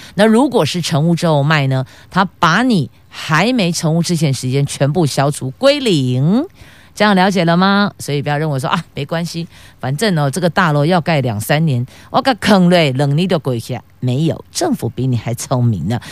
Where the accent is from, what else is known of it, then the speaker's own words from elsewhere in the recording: Taiwan; 还好我们是生在台湾